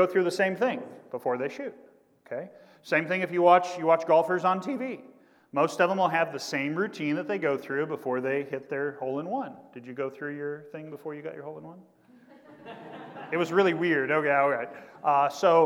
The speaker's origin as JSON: {"language": "English", "region": "Kansas", "country": "United States", "tie": "born or raised there", "moved": "yes", "lives_now": "Indiana, United States", "said": "my home state teams from Kansas"}